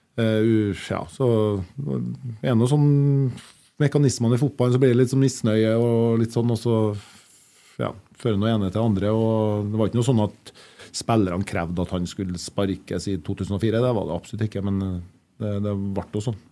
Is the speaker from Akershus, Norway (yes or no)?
no; Kyrksæterøra, Trøndelag, Norway; Jeg kommer fra Kyrksæterøra